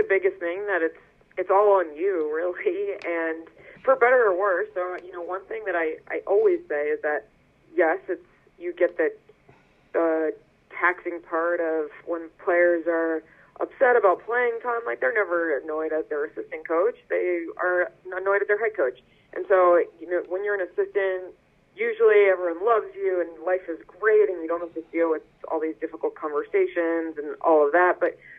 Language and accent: English; Northeast, United States; people where I'm from and, like, growing up in the Northeast, people are definitely more straightforward.